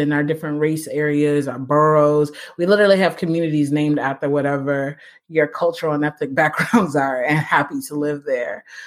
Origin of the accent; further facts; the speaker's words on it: United States; I grew up pretty pretty poor. I'm an American